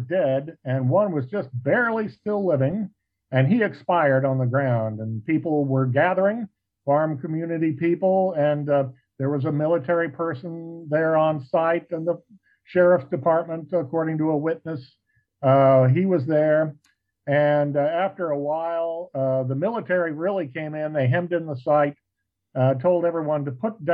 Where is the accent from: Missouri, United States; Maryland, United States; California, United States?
Missouri, United States; Cape Girardeau; moved away as an adult; now in southern Missouri, United States; when I grew up in Cape Girardeau, Missouri, across the state in the 1980s and 90s, before I moved away from there